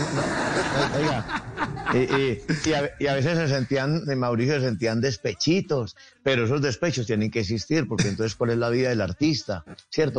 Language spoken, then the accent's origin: Spanish; Ceilán, Valle del Cauca, Colombia; soy de Ceilán Valle